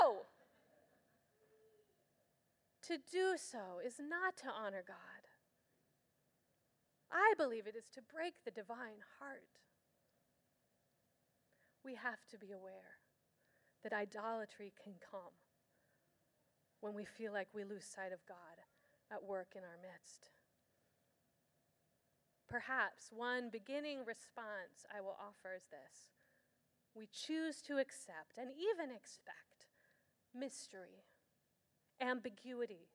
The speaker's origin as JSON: {"language": "English", "town": "Escondido", "region": "California", "country": "United States", "tie": "born or raised there", "said": "My hometown, Escondido"}